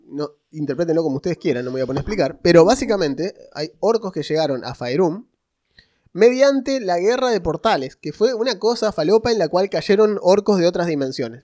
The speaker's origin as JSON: {"language": "Spanish", "country": "Argentina", "said": "yo soy argentino"}